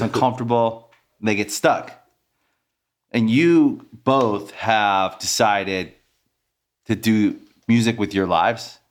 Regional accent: Maryland, United States; also born or lived in Washington, D.C.; now in Los Angeles, United States; I'm from Maryland

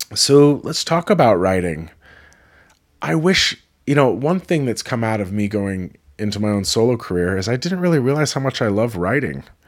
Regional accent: California, United States; moved away; also born or lived in New York; Many of my friends were Filipinos growing up in California

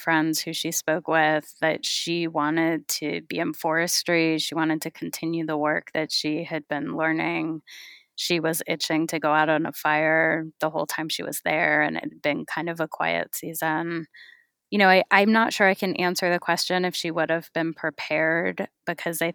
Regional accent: California, United States; I grew up in California

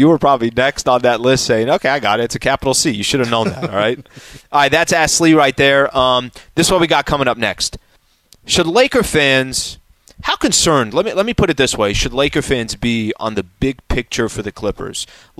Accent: El Cajon, California, United States; I'm from East County, which is in El Cajon, San Diego, okay? That's where I'm from.

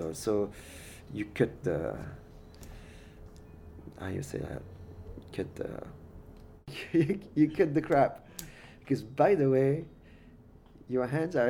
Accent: Paris, Île-de-France, France; now in Tucson, United States; I have been living in Tucson for 17 years. I'm originally from Paris, France.

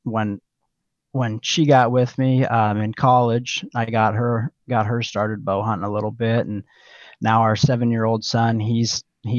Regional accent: Oak, Nebraska, United States; I grew up in Oak, Nebraska, kind of south central Nebraska, right on the Little Blue River.

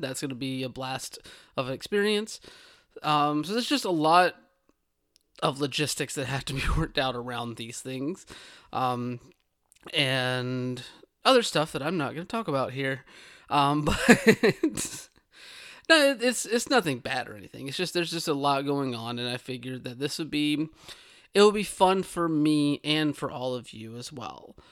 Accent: the South, United States; where I grew up in the South

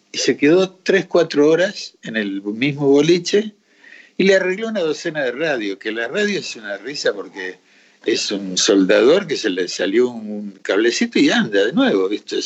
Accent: Río Negro, Argentina; moved away; also born or lived in Colombia; yo me crié en Río Negro

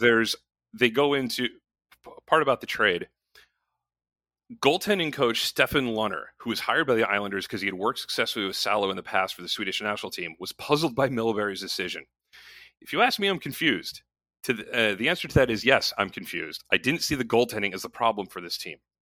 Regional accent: Connecticut, United States; where I grew up in Connecticut

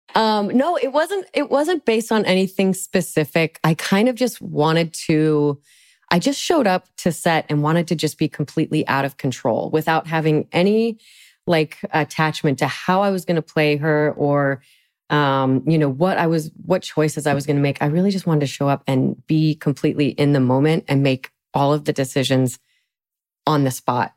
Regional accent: Salt Lake City, Utah, United States; I'm from Salt Lake City

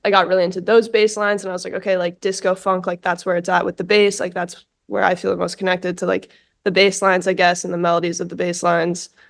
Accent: New York City, New York, United States; I grew up in New York, I grew up in New York City

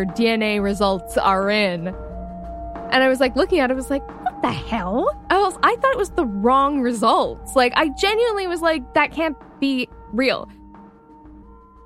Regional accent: Toronto, Ontario, Canada; I'm from Toronto.

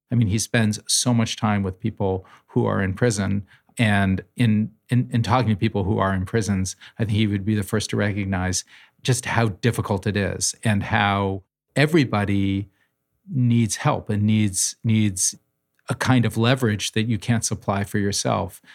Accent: New Haven, Connecticut, United States; When I was a child growing up in New Haven

